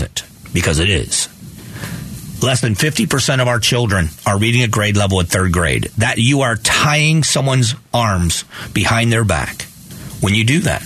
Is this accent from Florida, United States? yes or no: yes; Fort Myers, Florida, United States; now in Arizona, United States; I grew up in Fort Myers